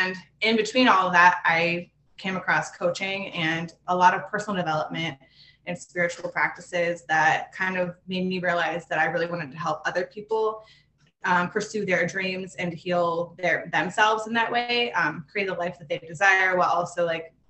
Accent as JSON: {"language": "English", "town": "Pittsburgh", "region": "Pennsylvania", "country": "United States", "moved": "as an adult", "lives_now": "Los Angeles, United States", "said": "I'm from Pittsburgh, Pennsylvania, originally."}